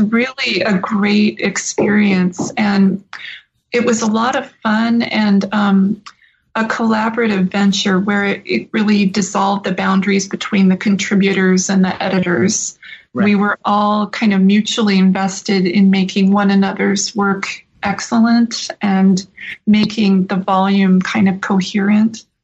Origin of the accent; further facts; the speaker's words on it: Southern California, United States; now in Iowa, United States; I grew up in Southern California, although my parents are Midwesterners.